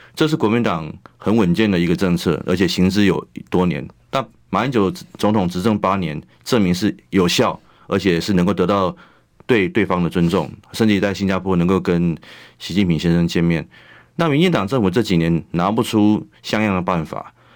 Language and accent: Chinese; Taiwan; 我是一个台湾老百姓， 我是台湾， 台湾出生的纳税人